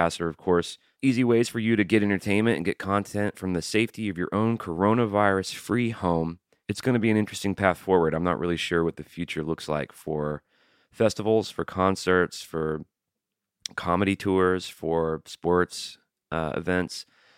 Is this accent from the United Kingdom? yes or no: no; San Diego, California, United States; I'm from San Diego.